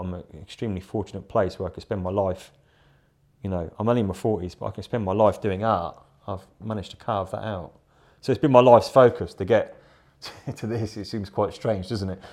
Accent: Rugby, West Midlands, United Kingdom; also born or lived in London; now in Battle, United Kingdom; I was born in a, in a town called Rugby, which is still very close to my heart

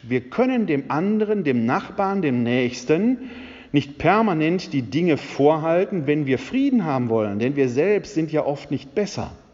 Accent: Essen, North Rhine-Westphalia, Germany; moved away; also born or lived in Wuppertal / Bochum / Munich / Bonn; Ich äh, bin gebürtig aus dem Ruhrgebiet, aus der Stadt Essen. Das hört man mir ab und zu noch

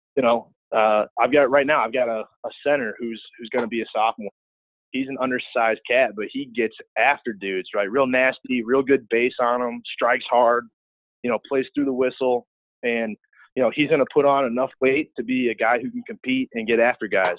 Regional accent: St. Louis, Missouri, United States; moved away as an adult; I'm from St. Louis

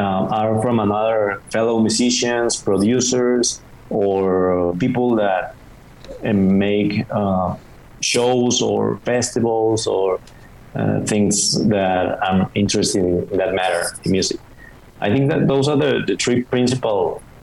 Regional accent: Mexicali, Baja California, Mexico; English is a second language; moved away as an adult; now in Mexico City, Mexico; I'm from Mexicali, that is a small city in the border with the United States. It's in Baja California. We are neighbors with California. And I have lived there most of my life.

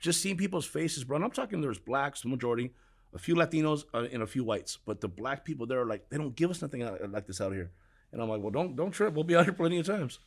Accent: Huntington Park, California, United States; I grew up in Huntington Park, California.

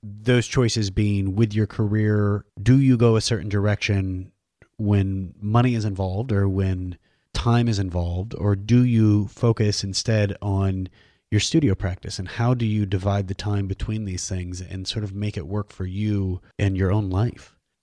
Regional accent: Iowa, United States; moved away as an adult; also born or lived in East Coast / Omaha; I left Iowa and I went to, like, Iowa State and then I moved to the East Coast

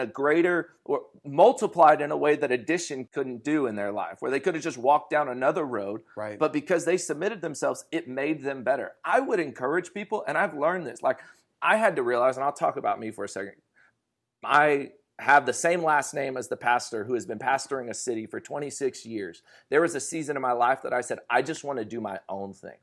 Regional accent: Fresno, California, United States; I'm from Fresno, California

